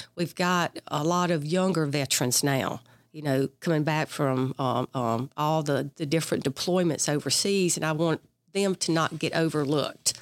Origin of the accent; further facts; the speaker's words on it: Perry County, South Mississippi, United States; also born or lived in Mobile, Alabama / Biloxi, Mississippi; Grew up in Perry County